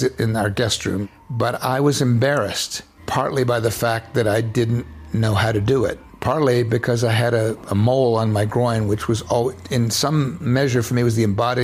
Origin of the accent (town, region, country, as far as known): Florida Panhandle, United States; born or raised there